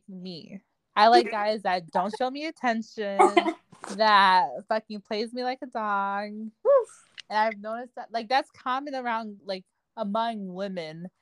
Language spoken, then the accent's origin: English; Florida, United States; now in Houston, United States; I'm from Florida of Haitian descent, and I currently live in Houston, Texas.